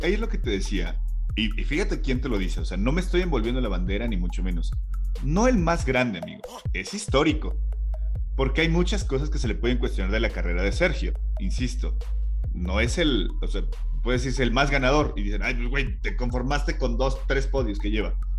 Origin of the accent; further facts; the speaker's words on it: Mexico; nosotros como mexicanos